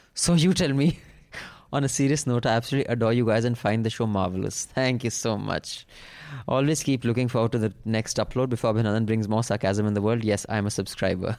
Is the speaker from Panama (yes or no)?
no; India; as an Indian